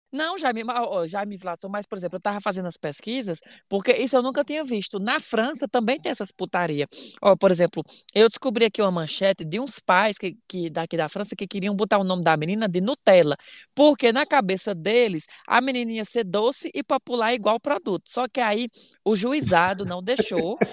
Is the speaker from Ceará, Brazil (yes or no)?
yes; Ceará, Brazil; eu sou cearense